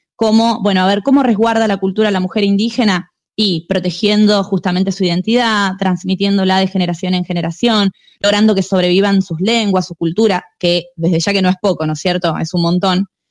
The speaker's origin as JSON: {"language": "Spanish", "country": "Argentina", "said": "los argentinos venimos de los barcos"}